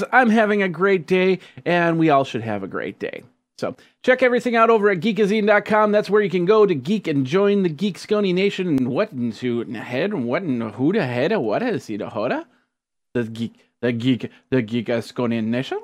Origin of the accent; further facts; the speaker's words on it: Wisconsin, United States; I'm from Wisconsin, not from Hawaii.